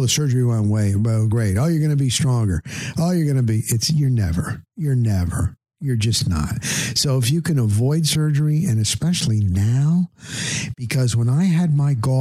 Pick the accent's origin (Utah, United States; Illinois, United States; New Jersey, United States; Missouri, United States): New Jersey, United States; moved away; I'm from New Jersey